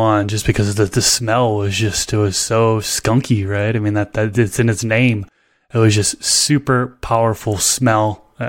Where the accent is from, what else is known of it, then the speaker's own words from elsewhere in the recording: Billerica, Massachusetts, United States; I was born and raised outside of Boston, Massachusetts. So a little town about 15 minutes north of Boston called Billerica, Massachusetts.